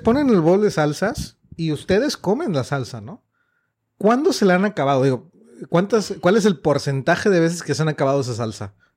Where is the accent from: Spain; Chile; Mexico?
Mexico; somos mexicanos